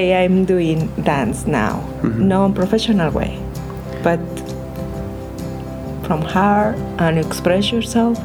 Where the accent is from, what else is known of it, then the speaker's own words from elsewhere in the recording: Mexico; English is a second language; moved away as an adult; now in United States; I'm from Mexico